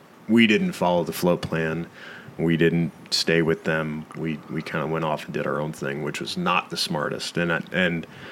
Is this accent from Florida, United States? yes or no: yes; Tampa, Florida, United States; growing up in Tampa